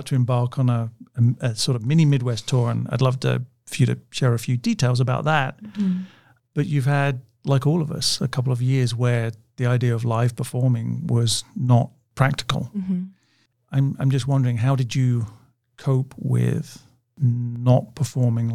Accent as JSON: {"language": "English", "town": "Canterbury", "region": "South East England", "country": "United Kingdom", "tie": "born or raised there", "said": "my hometown, Canterbury"}